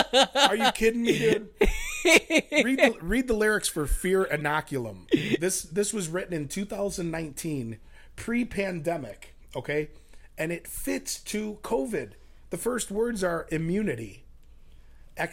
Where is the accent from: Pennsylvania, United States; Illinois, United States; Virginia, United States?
Illinois, United States; Chicago; moved away as an adult; now in Austin, United States; I'm from the West Suburbs. Wow. I was born in Chicago.